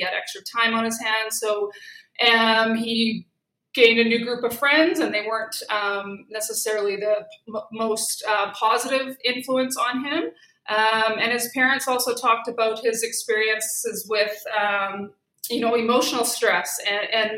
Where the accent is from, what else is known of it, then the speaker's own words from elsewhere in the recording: Saskatoon, Saskatchewan, Canada; moved away; also born or lived in Alberta; I'm from Saskatoon and did my undergraduate there as well as my master's